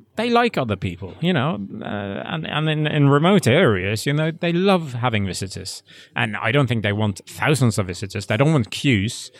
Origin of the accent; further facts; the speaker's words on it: West Coast of Norway, Western Norway, Norway; English is a second language; I'm from the West Coast, so I grew up there